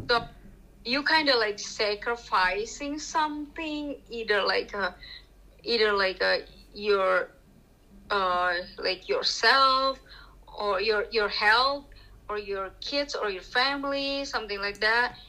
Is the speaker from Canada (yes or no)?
no; Jakarta, Indonesia; I grew up. I born and grew up in Jakarta